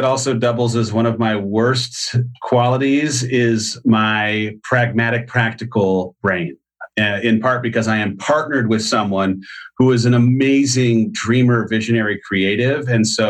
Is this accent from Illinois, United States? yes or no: no; San Clemente, California, United States; now in Austin, United States; San Clemente, California.